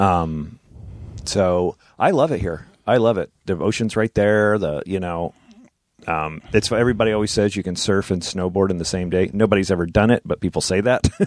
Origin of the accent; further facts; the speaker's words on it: New Jersey, United States; my friend who I grew up with in Jersey